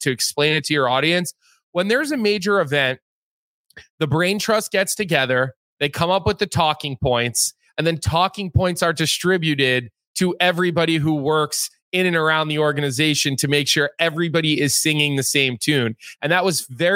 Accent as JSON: {"language": "English", "town": "Philadelphia", "region": "Pennsylvania", "country": "United States", "said": "I'm from Philadelphia. I grew up a Philadelphia Flyers fan"}